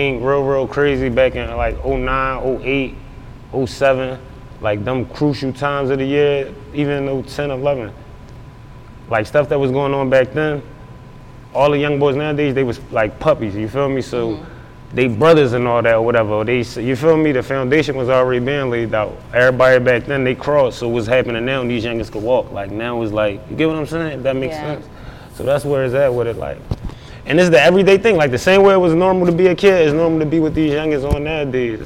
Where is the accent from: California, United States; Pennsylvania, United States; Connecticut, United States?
Pennsylvania, United States; Philadelphia; North Philadelphia, when it's all said and done, man, I'm from North, rep it proudly, everywhere I go